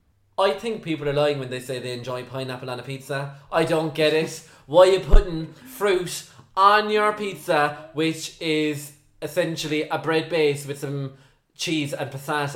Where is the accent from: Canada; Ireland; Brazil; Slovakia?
Ireland; I'm from Ireland.